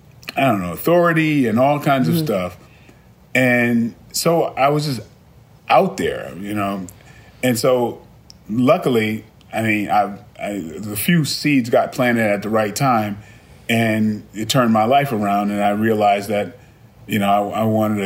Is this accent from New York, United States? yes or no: yes; Brooklyn, New York, United States; I mean, I grew up in a tough environment. I was originally from Brooklyn.